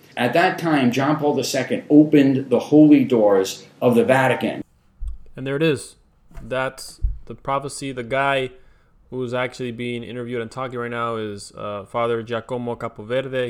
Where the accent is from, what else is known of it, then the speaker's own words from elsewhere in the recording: United States; I am Mexican American. Um, I say Mexican first because my parents are Mexican, both of them are Mexican, and then American uh, because I was born here